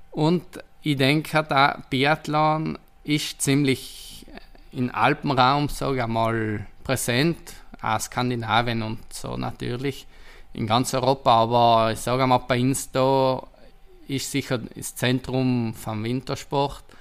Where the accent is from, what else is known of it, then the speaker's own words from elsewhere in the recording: Trentino-Alto Adige, Italy; ich bin stolz, Südtiroler zu sein. Und genauso wie ich meine Heimat kenne, kennt Booking Südtirol im Tourismusbereich von Südtirol